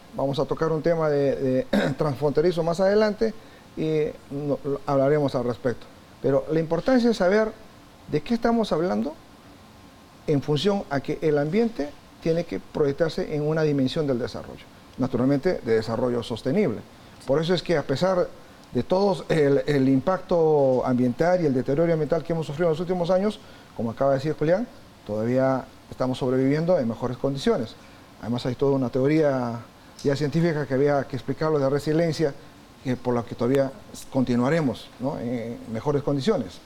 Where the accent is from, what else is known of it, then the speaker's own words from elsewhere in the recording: Peru; yo soy natural de Perú